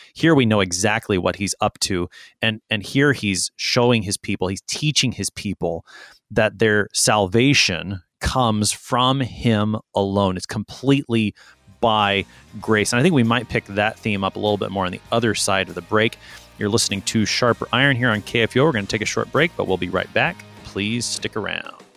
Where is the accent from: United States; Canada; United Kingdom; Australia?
United States; Texas; I'm a Texan